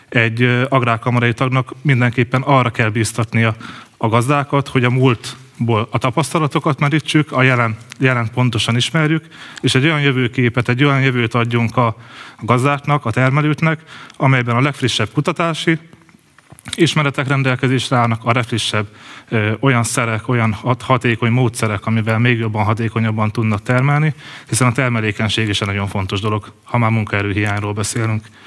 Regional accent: Nyíregyháza, Szabolcs-Szatmár-Bereg, Hungary; Nyíregyházán születtem, és ott is élek én már 36 éve.

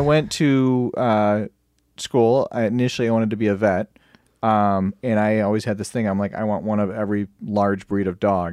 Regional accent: Michigan, United States; I'm from Michigan

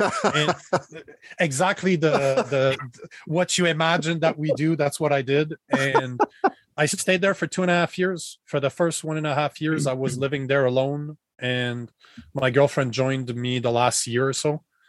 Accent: Canada; moved away as an adult; now in Austin, Texas, United States; Right now, I'm in Austin, Texas. I'm a Canadian that left Canada about 4 months ago. My girlfriend and I don't like the politics in Canada.

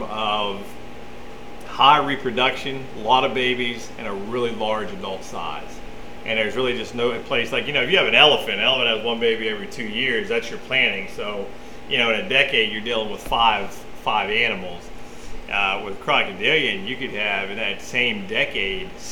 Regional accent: Connellsville, Pennsylvania, United States; now in Texas, United States; I grew up in Connellsville, Pennsylvania.

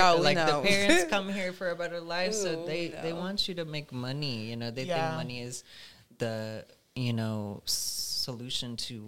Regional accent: Pakistan; Yeah, it was definitely when I was older, I'd say, you know, it's kind of like a awakening that you have of, like, okay, like, there's actually just beautiful parts of your culture

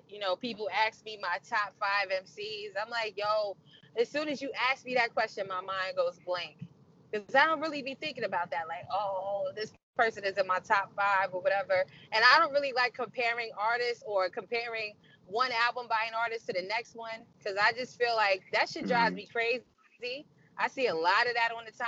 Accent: New York, United States; also born or lived in Mount Vernon / New Rochelle / Yonkers / Brooklyn; My family is from the 10th Ward, but I'm the first one born and raised in New York.

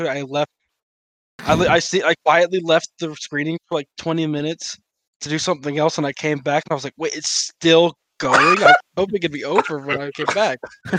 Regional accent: Georgia, United States; I'm from Georgia

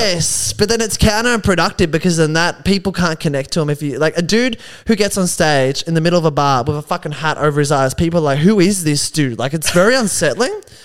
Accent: Geelong, Victoria, Australia; There were guys in my hometown

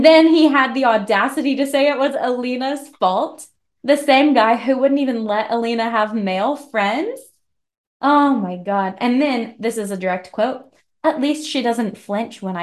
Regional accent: Missouri, United States; accent: hick; My hick accent

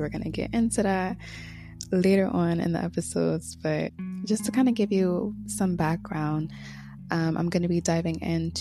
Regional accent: Connecticut, United States; moved away as an adult; now in Florida, United States; This month makes 1 year since I moved down to Florida from Connecticut, where I was born and raised.

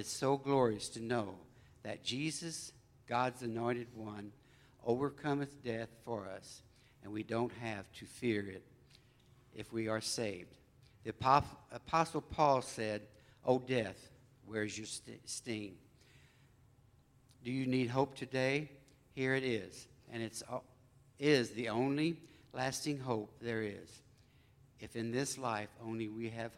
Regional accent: Colderville, Illinois, United States; we grew up in Colderville, Illinois

